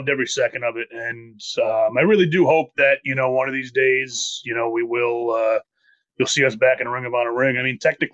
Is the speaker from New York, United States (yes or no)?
yes; New Windsor, New York, United States; my hometown in New Windsor, New York